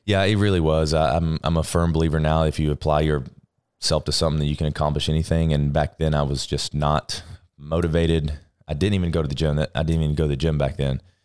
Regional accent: Florence, Alabama, United States; Alabama, Florence, Alabama, small town

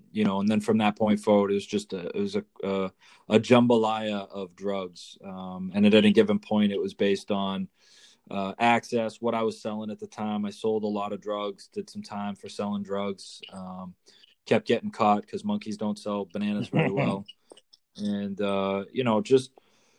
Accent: north of Boston, Massachusetts, United States; up near Boston, Mass, a little north of Boston

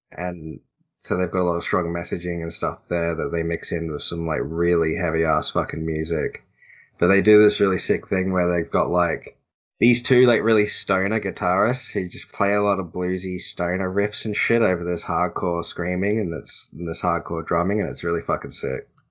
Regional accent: Australia; I'm Australian

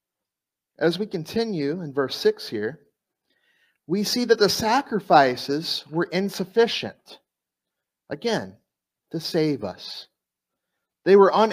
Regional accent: South Florida, United States; moved away; also born or lived in East Coast; I'm from South Florida

